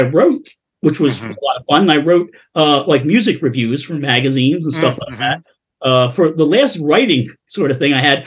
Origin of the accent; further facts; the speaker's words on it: Philadelphia, Pennsylvania, United States; we're from Philadelphia